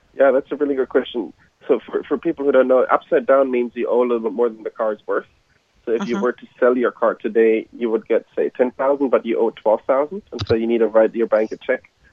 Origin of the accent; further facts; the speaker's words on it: Germany; moved away as an adult; now in United States; I'm from Germany originally